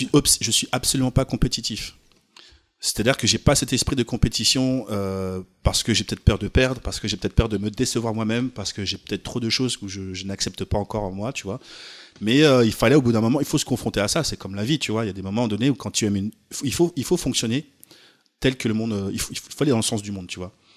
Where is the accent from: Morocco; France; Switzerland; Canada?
France; je suis pas américain du coup, euh, je suis français